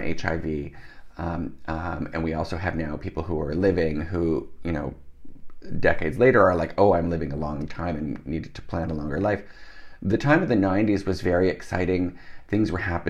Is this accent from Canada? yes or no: yes; Canada; also born or lived in Netherlands; I was born in Holland. My parents moved to Canada when I was a small child.